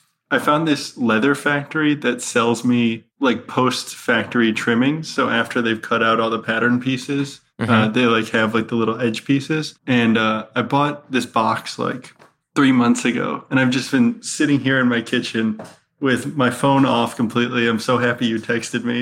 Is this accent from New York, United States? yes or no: no; outside of Detroit, Michigan, United States; moved away; I'm from outside of Detroit.